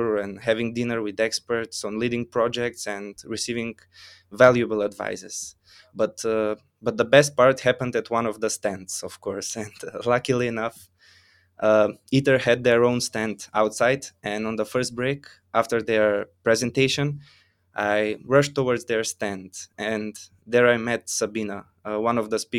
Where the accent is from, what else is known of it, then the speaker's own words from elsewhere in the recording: North Macedonia; I come from Macedonia.